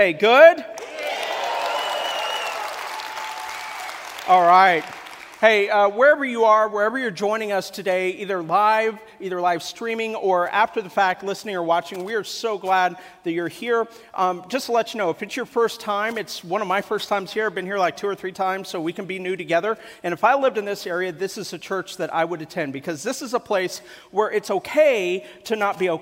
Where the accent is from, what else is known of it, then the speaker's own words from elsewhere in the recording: Kansas City, Missouri, United States; moved away; also born or lived in Columbia, Missouri; I'm originally from Columbia, Missouri in Kansas City. My parents, when they had me, we lived in Columbia, Missouri.